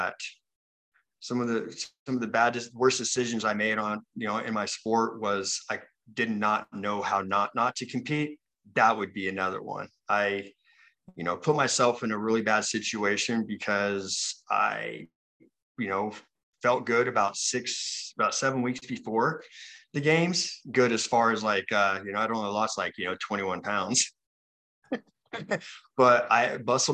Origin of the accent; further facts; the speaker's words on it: Utah, United States; I'm from Utah